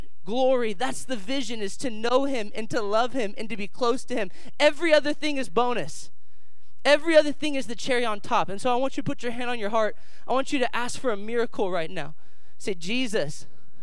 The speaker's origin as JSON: {"language": "English", "town": "Dayton", "region": "Ohio", "country": "United States", "tie": "born or raised there", "said": "I'm here from Dayton, Ohio, born and raised, local boy"}